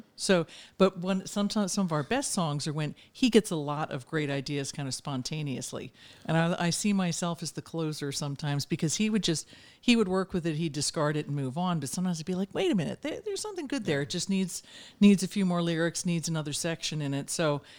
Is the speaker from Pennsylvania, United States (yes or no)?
yes; Pennsylvania, United States; Part of it in Pennsylvania. I've moved around a lot, but my early years in Pennsylvania outside Philadelphia. But I'm a suburban girl